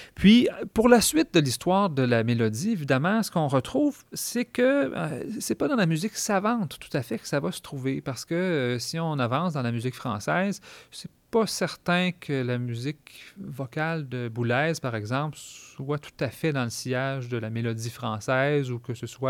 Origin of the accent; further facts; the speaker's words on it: Quebec, Canada